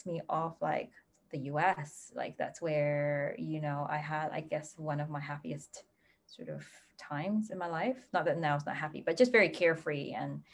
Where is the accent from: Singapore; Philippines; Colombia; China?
Singapore; moved away; I'm from Singapore originally.